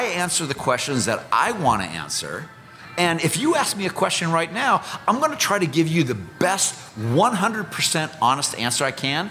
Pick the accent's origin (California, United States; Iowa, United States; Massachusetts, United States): Iowa, United States; accent: Iowa; I'm from Iowa, and I'm also a military man